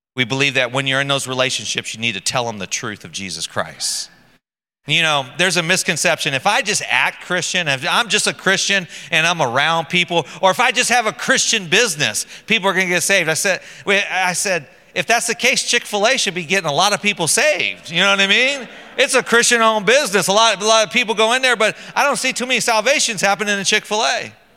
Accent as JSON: {"language": "English", "country": "United States", "moved": "yes", "said": "I'm American"}